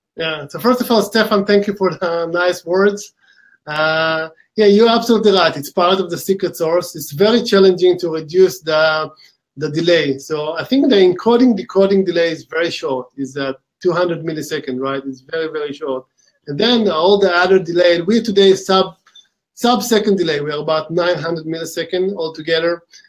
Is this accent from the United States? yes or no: no; Israel; accent: Israeli; we started the company in uh, Israel about 11 years ago. This where my accent from